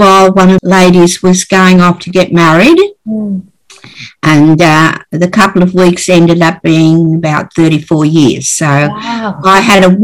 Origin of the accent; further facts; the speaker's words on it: North Queensland, Australia; now in Sydney, Australia; I was born and raised up in North Queensland. Came to Sydney with the family